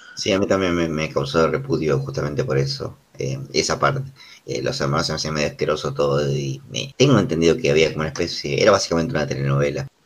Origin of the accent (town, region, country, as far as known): Argentina